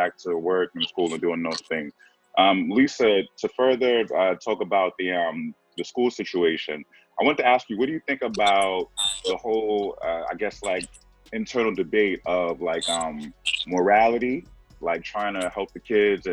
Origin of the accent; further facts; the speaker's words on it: New York City, New York, United States; I'm from the Bronx